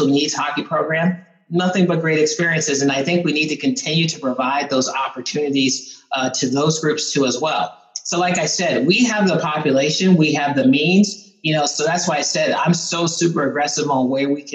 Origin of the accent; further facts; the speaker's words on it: East Coast, United States; now in Columbus, United States; I grew up on the East Coast